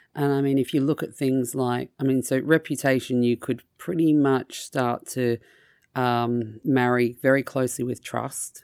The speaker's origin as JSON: {"language": "English", "country": "Australia", "moved": "yes", "said": "my home country of Australia"}